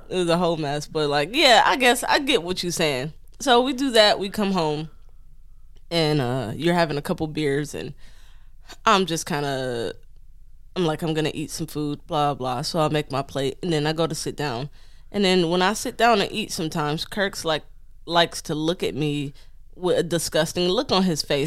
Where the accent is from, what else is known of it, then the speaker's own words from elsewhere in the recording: Detroit, Michigan, United States; moved away as an adult; also born or lived in Long Island; growing up in Detroit and then joining the military